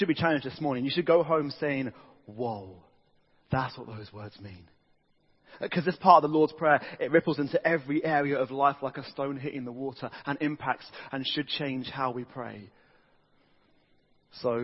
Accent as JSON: {"language": "English", "country": "United Kingdom"}